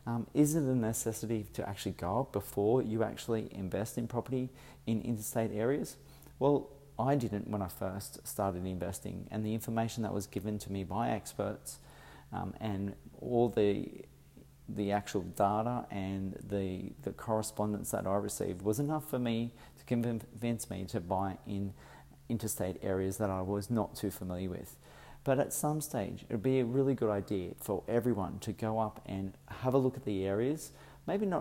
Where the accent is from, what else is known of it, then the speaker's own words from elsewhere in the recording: Sydney, New South Wales, Australia; As I am from Sydney, I've come up to Brisbane